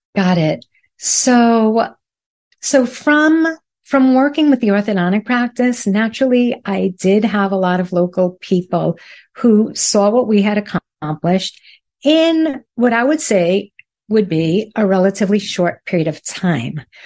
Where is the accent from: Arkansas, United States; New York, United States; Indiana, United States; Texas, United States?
New York, United States; New York City; accent: Brooklyn; moved away as an adult; now in South Florida, United States; I am originally from Brooklyn